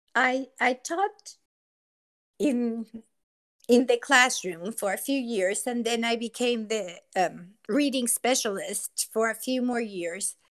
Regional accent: Mexico City, Mexico; English is a second language; moved away as an adult; also born or lived in Laramie, Wyoming; now in United States; grew up in Mexico City and I attended a bilingual school

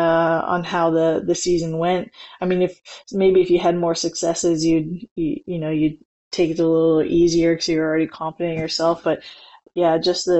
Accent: near Edmonton, Alberta, Canada; the Nationals are near my hometown. They're in Edmonton.

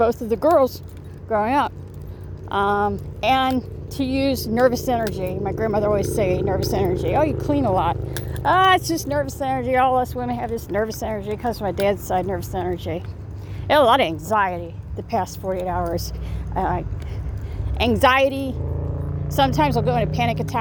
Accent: Ohio, United States; now in Indiana, United States; I'm going to start reaching out to my Ohio folks, since I'm from Ohio

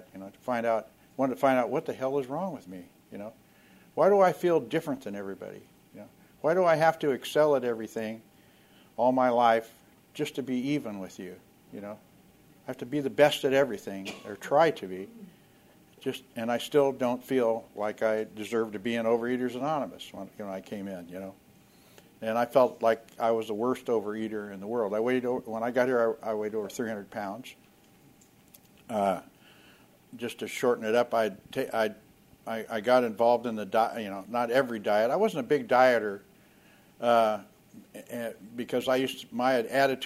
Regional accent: Oakland, California, United States; I was born in Oakland, California.

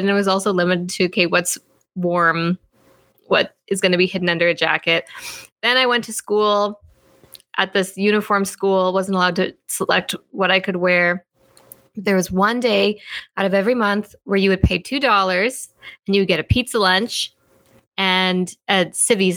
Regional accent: Fort Vermilion, Alberta, Canada; I grew up in a place called Fort Vermilion, Alberta

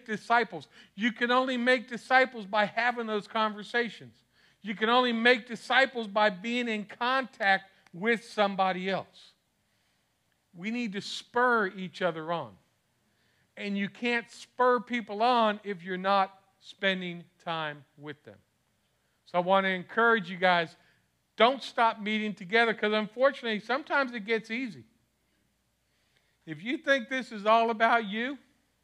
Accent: Miami, Florida, United States; moved away; I'm from Miami, so I'm going back.

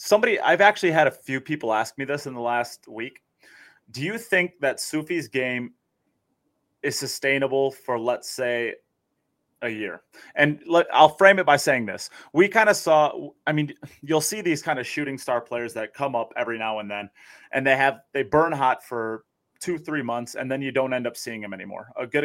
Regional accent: United States; I'm an American.

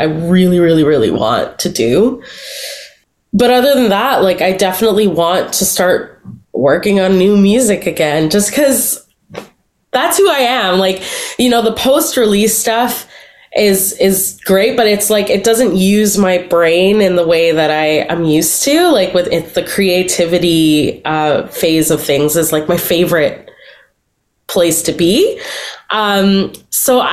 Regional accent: Toronto, Ontario, Canada; I'm a Toronto girl through and through, not even Toronto. Like, I'm from Scarborough. I feel like such a connection to the place that raised me

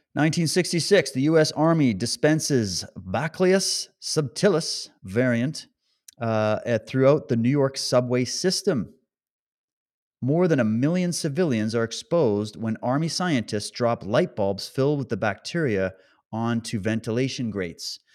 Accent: Canada; moved away; I come from Canada

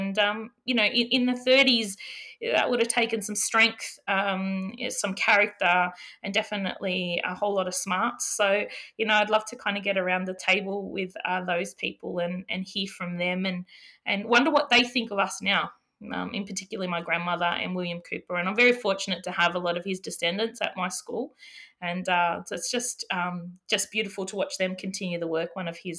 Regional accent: New South Wales, Australia; Yeah, my family, mid-north coast, Matthew, also known as God's country.

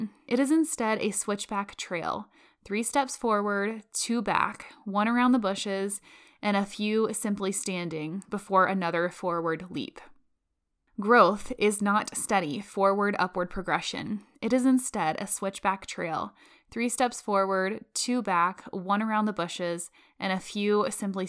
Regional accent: Florida, United States; now in Colorado, United States; I'm from Florida. So yeah, now I'm living in Colorado

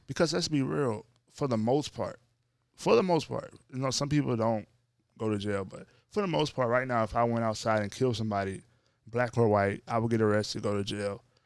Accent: North Louisiana, United States; I grew up in North Louisiana

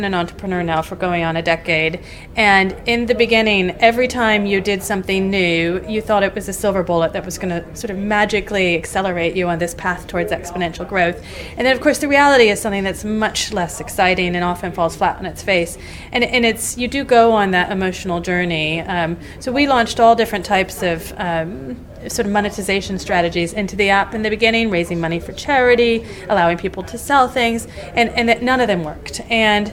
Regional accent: United States; moved away as an adult; now in United Kingdom; I am American

